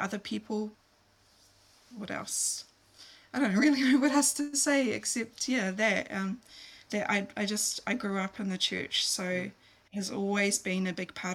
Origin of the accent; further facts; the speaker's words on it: Christchurch, Canterbury, New Zealand; also born or lived in Auckland / Philippines; I was born in Auckland, but when I was 7 years old, we moved to Christchurch.